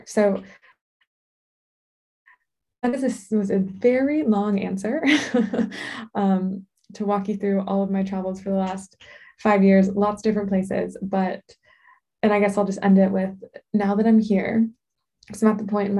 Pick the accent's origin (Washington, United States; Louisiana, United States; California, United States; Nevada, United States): California, United States; Southern; moved away as an adult; I'm originally from Southern California and my family is here